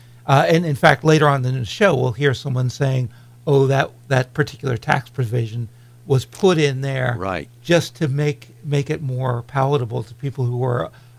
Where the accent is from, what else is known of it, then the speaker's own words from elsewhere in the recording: California, United States; As a Californian, it seems like good news.